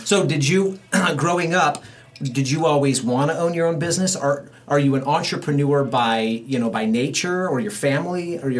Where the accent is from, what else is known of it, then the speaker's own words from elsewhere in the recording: Central Oregon, United States; I grew up in Central Oregon